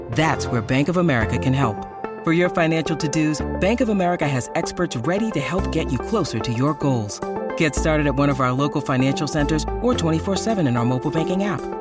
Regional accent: the South, United States; I come from the South, my mama and my daddy, you know, and raised me in a particular way

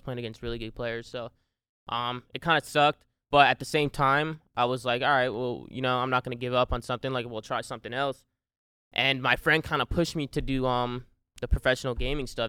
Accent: New Jersey, United States; I grew up, uh, born and raised in Jersey

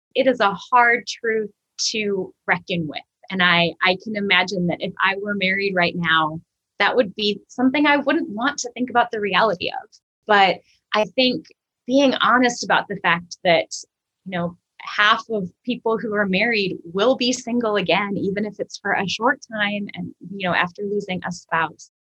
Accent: Minnesota, United States; moved away as an adult; now in St. Louis, United States; I am originally from Minnesota. Uh, I moved to St. Louis about 12 years ago to attend Covenant Seminary

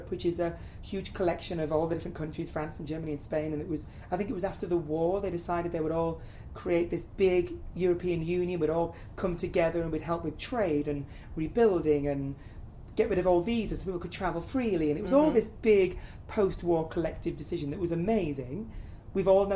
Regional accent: the north of England, United Kingdom; moved away; I grew up in the north of England, so very much a working town.

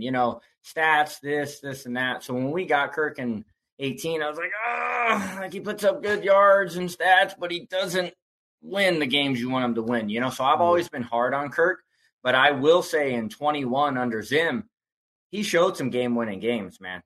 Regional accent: Bay Area, California, United States; also born or lived in Tucson, Arizona; now in Phoenix, United States; I'm originally from the Bay Area I moved to Tucson

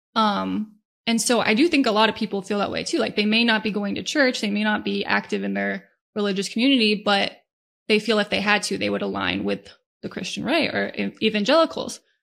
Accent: Northern Virginia, United States; I was born and raised in Northern Virginia

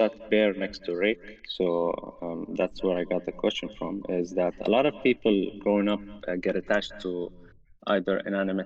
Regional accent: Saudi Arabia; I'm from the Middle East, Saudi Arabia.

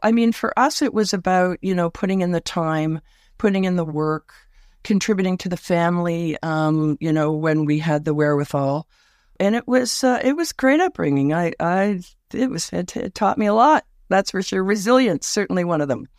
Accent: Toronto, Ontario, Canada; moved away; also born or lived in West Coast; I was born in Scarberia, uh, Scarborough, Ontario, just outside Toronto

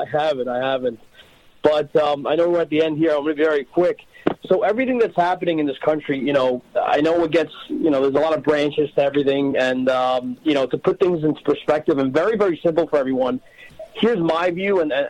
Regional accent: New York, United States; You know, I'm 36 years old. I was born and raised in New York.

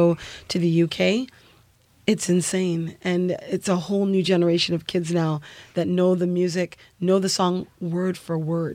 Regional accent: Canada; Growing up in Canada

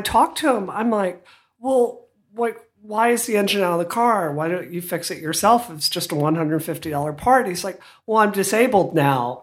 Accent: Hattiesburg, Mississippi, United States; I grew up in Hattiesburg

